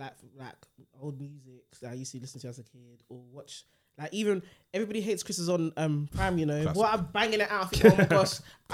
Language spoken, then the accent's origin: English; London, United Kingdom; being born and raised in North London